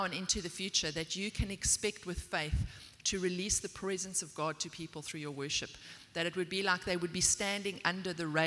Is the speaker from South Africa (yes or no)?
yes; South Africa; also born or lived in Port Elizabeth, South Africa; I'm from South Africa.